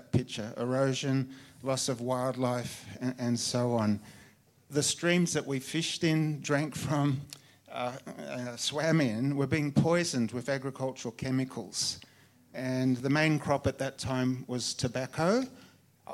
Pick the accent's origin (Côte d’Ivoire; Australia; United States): Australia; Myrtleford, Victoria; moved away as an adult; also born or lived in Niger; I grew up in the most beautiful part of Australia.